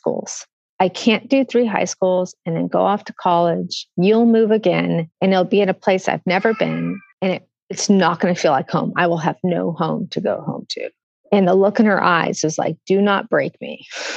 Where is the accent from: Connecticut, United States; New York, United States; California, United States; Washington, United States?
Washington, United States; moved away as an adult; also born or lived in Fort Belvoir, Virginia; now in Seattle, United States; I grew up in Washington State